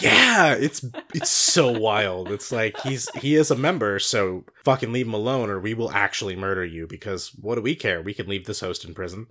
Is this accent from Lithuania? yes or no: no; Cardinals country, Midwest, United States; we grew up in Cardinals country